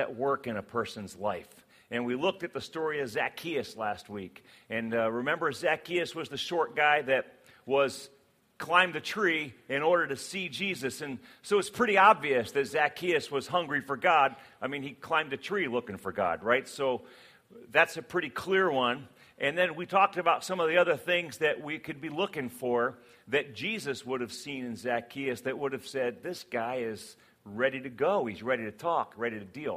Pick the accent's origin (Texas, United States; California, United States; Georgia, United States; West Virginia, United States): West Virginia, United States; I was born in West Virginia, so I am a redneck at heart